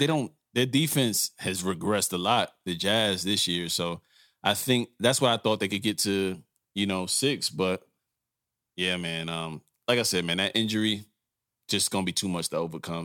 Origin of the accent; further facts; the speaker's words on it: New York, United States; I grew up in New York